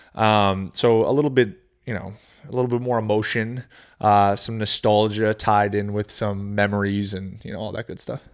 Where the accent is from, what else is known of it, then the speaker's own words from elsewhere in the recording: New Hampshire, United States; moved away; also born or lived in Maine / Florida; I was born in Maine, but grew up in New Hampshire